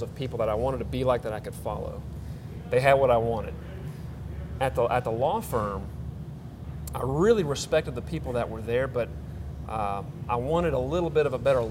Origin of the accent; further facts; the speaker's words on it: Memphis, Tennessee, United States; also born or lived in Knoxville; I was born and raised in Memphis.